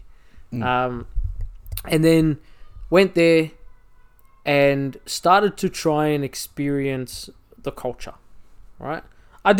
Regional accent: Australia; accent: Aussie; also born or lived in Egypt; my family migrated here. We came here in 89 and I was 3 years old

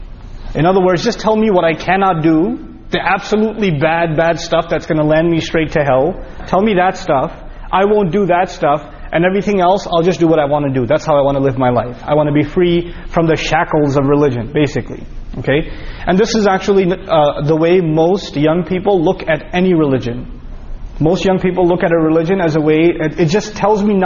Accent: New York, United States; We're both from New York.

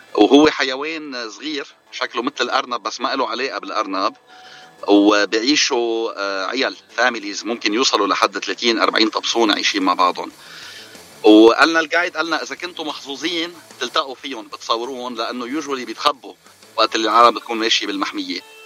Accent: Maghdouche, South Governorate, Lebanon; moved away as an adult; now in Arizona, United States; انا من لبنان من ضيعه اسمها مغدوشه بجنوب لبنان

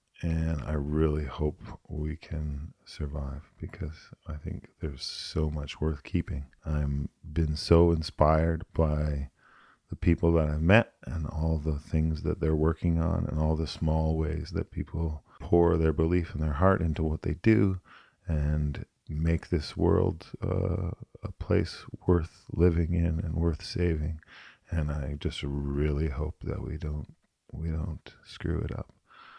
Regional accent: United States; born there; And I was born in the States. I spent a lot of time down here.

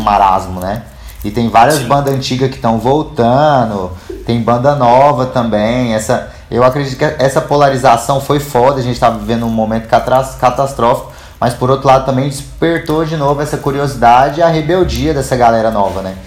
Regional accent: Goiânia, Goiás, Brazil; accent: goiano; moved away; bem típico saber quem é goiano, né? A gente, a gente tem um, um sotaque muito nosso

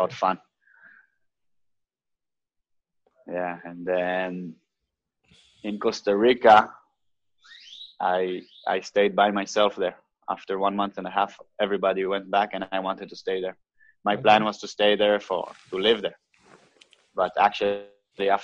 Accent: Israel; was born in Israel in what I consider the best year ever, 1988

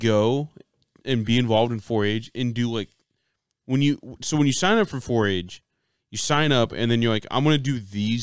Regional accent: Kendallville, Indiana, United States; born or raised there

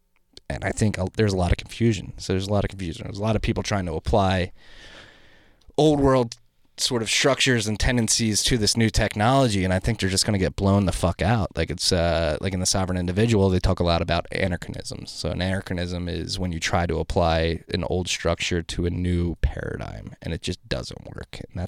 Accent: Philadelphia, Pennsylvania, United States; I'm from Northeast Philly. We're big on instincts

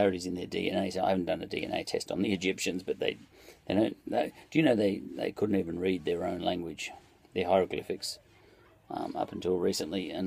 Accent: Australia; as an Australian

